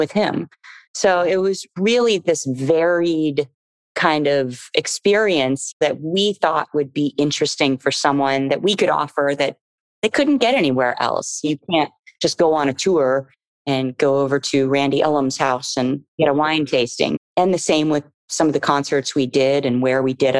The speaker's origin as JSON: {"language": "English", "region": "Florida", "country": "United States", "tie": "born or raised there", "moved": "yes", "lives_now": "Los Angeles, United States", "said": "I grew up in Florida"}